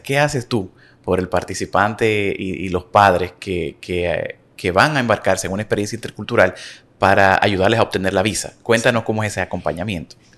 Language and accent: Spanish; Dominican Republic; yo como dominicano, tengo que buscar una visa para irme en un programa a Europa